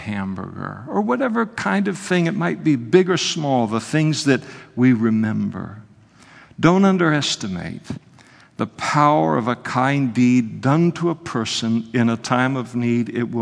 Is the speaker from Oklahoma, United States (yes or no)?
no; Napa, California, United States; When I was a kid growing up in Napa